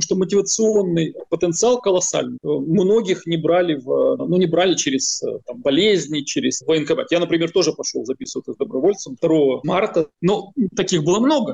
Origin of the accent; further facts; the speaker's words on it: Ukraine; Как украинец